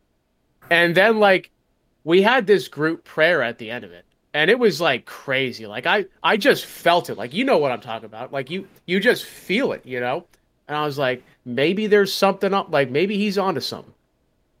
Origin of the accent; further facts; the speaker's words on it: Colorado, United States; growing up in Colorado